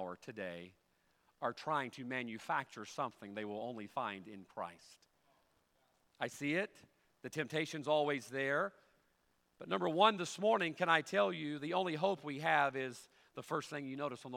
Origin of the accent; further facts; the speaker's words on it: United States; I'm an American